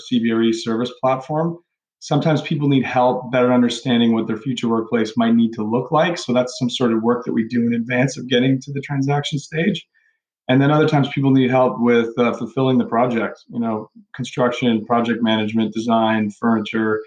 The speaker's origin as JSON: {"language": "English", "town": "Toronto", "region": "Ontario", "country": "Canada", "tie": "born or raised there", "said": "I grew up in Toronto, went to school in Toronto, eventually went to McGill University"}